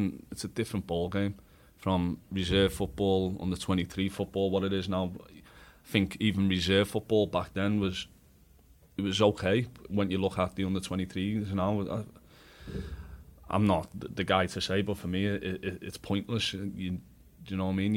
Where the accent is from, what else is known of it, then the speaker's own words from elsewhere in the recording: Liverpool, North West England, United Kingdom; moved away as an adult; I was a Liverpool lad. I've never been outside of Liverpool, and I was from Liverpool.